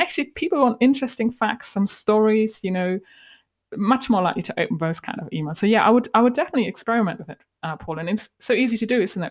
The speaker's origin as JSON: {"language": "English", "country": "Germany", "accent": "German", "moved": "yes", "said": "hide my German accent"}